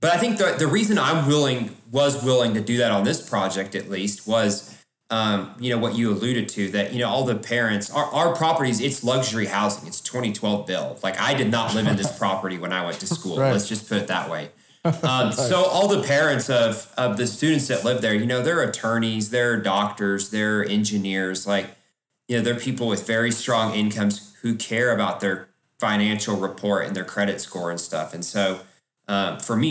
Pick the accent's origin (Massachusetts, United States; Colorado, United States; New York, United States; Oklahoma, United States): Oklahoma, United States; Oklahoma City; now in Dallas, United States; I was born in Oklahoma. I'm from Oklahoma City.